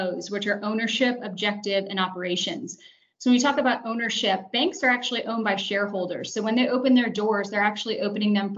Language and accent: English; Florida, United States; moved away as an adult; now in Atlanta, United States; I'm originally from Florida, graduated from the University of Central Florida in Orlando.